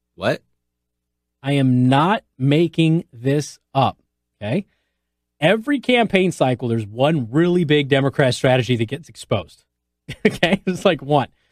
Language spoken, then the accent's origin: English; Las Vegas, Nevada, United States; moved away; I'm from Las Vegas